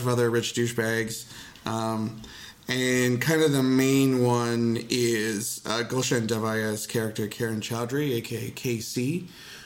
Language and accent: English; Canada; I'm a Canadian